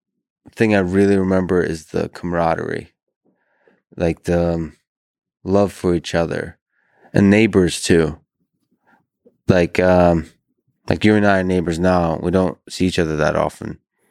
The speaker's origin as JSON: {"language": "English", "country": "Russia", "tie": "born or raised there", "said": "So I grew up in Russia and experienced a lot of New Year's in Russia."}